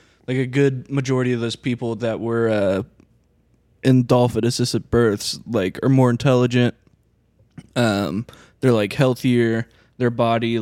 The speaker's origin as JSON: {"language": "English", "town": "Little Axe", "region": "Oklahoma", "country": "United States", "tie": "born or raised there", "said": "there's a lot of people in Little Axe where I'm from, and we're a lake community. We live like Lake Thunderbird is the lake for us"}